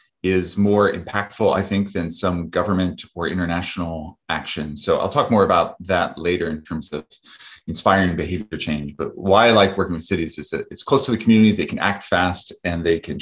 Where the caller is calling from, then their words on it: Vermont, United States; I am speaking from Vermont, where I live on a farm.